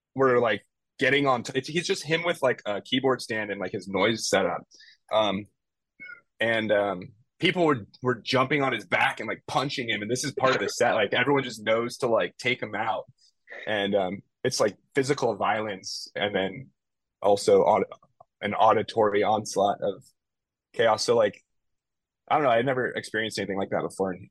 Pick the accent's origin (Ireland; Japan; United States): United States; Bay Area, California; moved away as an adult; now in Los Angeles, United States; I left my hometown in the Bay Area